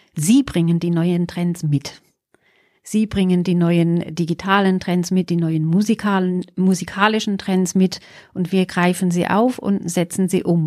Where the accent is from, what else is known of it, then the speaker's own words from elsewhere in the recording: England, United Kingdom; now in Pforzheim, Germany; Also, ich bin gebürtige Engländerin